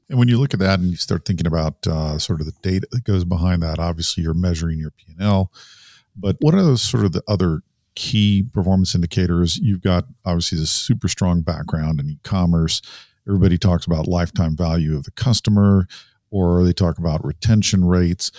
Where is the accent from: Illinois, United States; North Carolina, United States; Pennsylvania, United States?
North Carolina, United States; Research Triangle; I grew up in the Research Triangle area